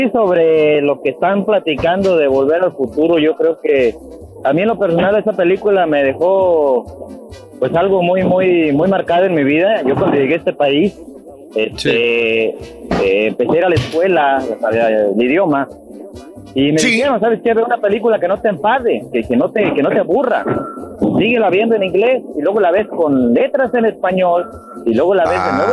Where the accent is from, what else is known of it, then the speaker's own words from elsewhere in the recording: La Barca, Jalisco, Mexico; also born or lived in United States; yo nací en este país, pero fui criado en México, {S2} allá Este, por el lado de {S16} la barca, la barca Jalisco.